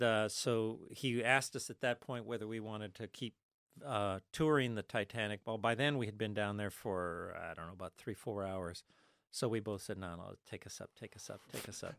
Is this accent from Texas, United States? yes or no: no; Los Angeles, California, United States; moved away; also born or lived in Ithaca, New York; I was born in East L A in the middle of the Mexican barrio